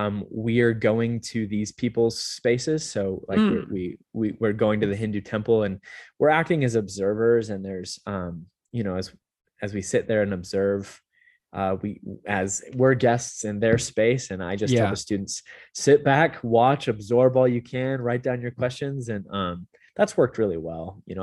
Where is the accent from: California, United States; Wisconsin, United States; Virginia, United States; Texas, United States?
California, United States; also born or lived in Utah; So I'm not originally from Las Vegas. I grew up in Southern California. I did school at BYU in Utah.